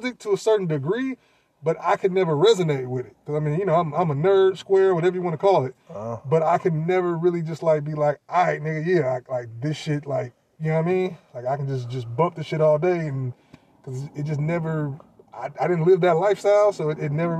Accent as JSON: {"language": "English", "area": "the Bay Area", "region": "California", "country": "United States", "tie": "born or raised there", "said": "we are both from the Bay, born and raised"}